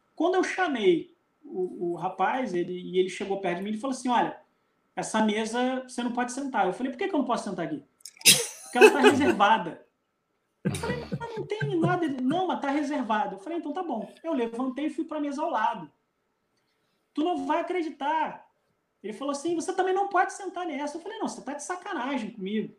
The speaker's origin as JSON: {"language": "Portuguese", "country": "Brazil", "said": "o senhor é brasileiro? Eu falei, sou"}